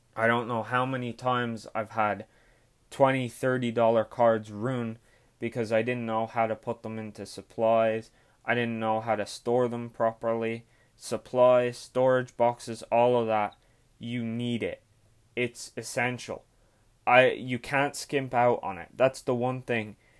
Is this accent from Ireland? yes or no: yes; Ireland; I'm Irish.